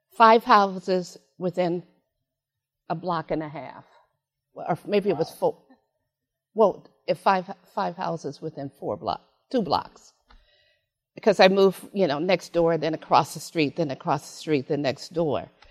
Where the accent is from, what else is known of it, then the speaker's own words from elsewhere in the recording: San Francisco, California, United States; I was born in San Francisco